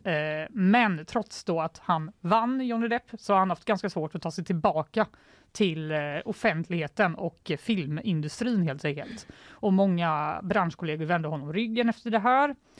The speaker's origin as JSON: {"language": "Swedish", "country": "Sweden", "said": "Jag är svensk"}